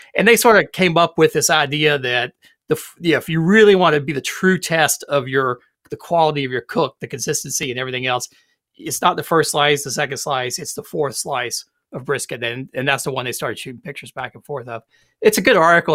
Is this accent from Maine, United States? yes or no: no; South Carolina, United States; growing up in South Carolina